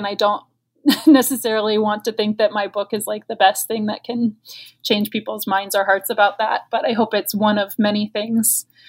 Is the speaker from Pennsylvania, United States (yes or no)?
no; West Virginia, United States; now in California, United States; You know, it's interesting being here in California and the way that people respond when they find out I'm from West Virginia, and because they make assumptions when they, obviously they can see that I left. I don't really have an accent anymore.